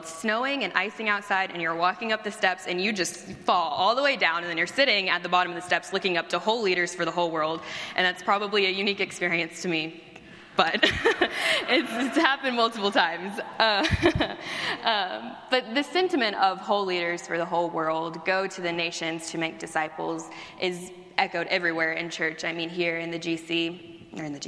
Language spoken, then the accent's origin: English; Texas, United States; moved away as an adult; also born or lived in Oklahoma; now in Chicago, United States; I grew up in Texas